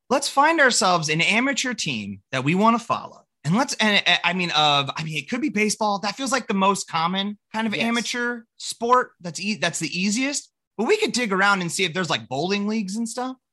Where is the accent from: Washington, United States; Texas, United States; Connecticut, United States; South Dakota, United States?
South Dakota, United States; Rapid City; moved away as an adult; also born or lived in California / Minneapolis; I left Rapid City to go, I mean, even just to go to college